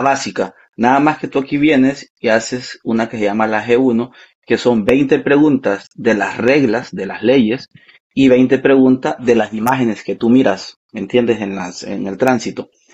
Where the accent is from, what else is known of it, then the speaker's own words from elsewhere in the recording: Honduras; moved away as an adult; now in Canada; yo soy orgullosamente de Honduras, Centroamérica